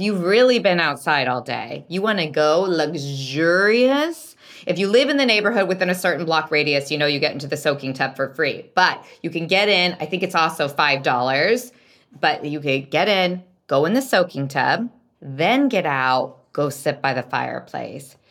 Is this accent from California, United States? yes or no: no; Salem, Oregon, United States; growing up in Salem, Oregon